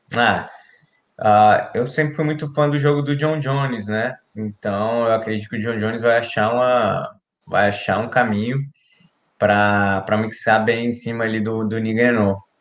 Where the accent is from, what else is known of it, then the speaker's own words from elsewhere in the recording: Brasília, Federal District, Brazil; da minha quebrada lá, lá do Final Norte. A gente cresceu junto ali também